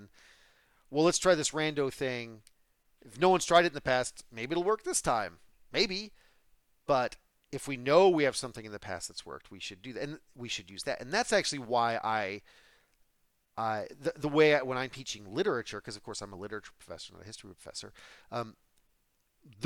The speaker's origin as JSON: {"language": "English", "country": "United States", "said": "I'm also an American"}